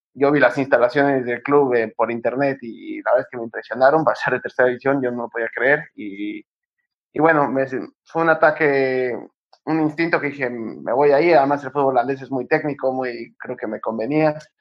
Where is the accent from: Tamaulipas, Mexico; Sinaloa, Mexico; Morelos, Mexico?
Morelos, Mexico; Cuernavaca; moved away as an adult; also born or lived in Netherlands / Mexico City; now in Spain; Empecé en Cuernavaca, yo soy de Cuernavaca y empecé ahí, em, cuando yo tenía nueve años